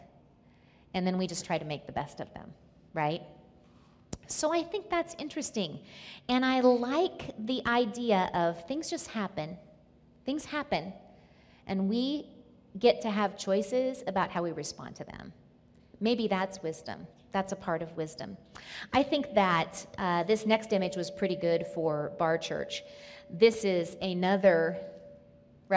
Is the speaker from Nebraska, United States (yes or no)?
yes; Nebraska, United States; moved away; I was born and lived in Nebraska for part of my life.